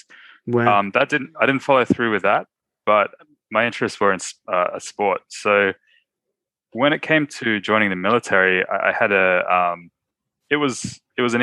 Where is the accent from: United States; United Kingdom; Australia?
Australia; Sydney, New South Wales; I'm from Sydney, Australia